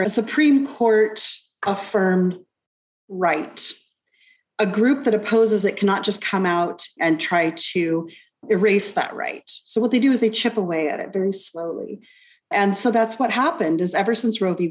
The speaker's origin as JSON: {"language": "English", "country": "United States", "moved": "as an adult", "lives_now": "Alberta, Canada", "said": "my home country, the United States, uh, where I first began this work."}